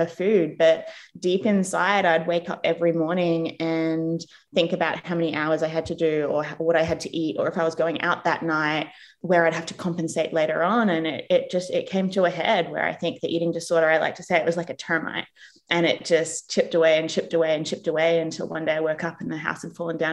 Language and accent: English; Australia; moved away as an adult; also born or lived in England / United States; now in New Zealand; I grew up in Australia